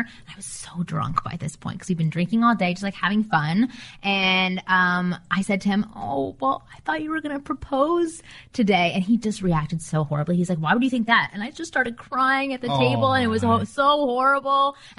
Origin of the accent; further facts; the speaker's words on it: Canada; moved away as an adult; now in United States; I'm Canadian. So I needed a green card.